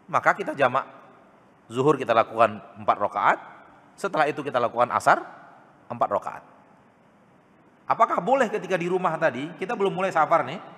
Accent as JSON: {"language": "Indonesian", "town": "Pekanbaru", "region": "Riau", "country": "Indonesia", "said": "Kita orang Pekanbaru, berarti di Jakarta kita musafir."}